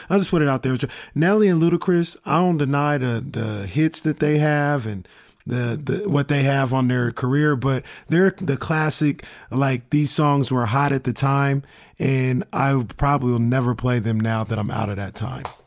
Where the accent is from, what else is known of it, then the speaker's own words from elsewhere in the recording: Sacramento, California, United States; I'm born and raised in Sacramento